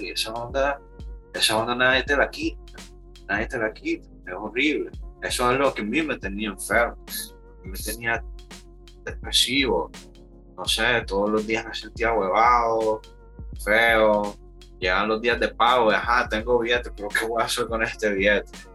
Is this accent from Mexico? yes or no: no; Managua, Nicaragua; Soy de Managua.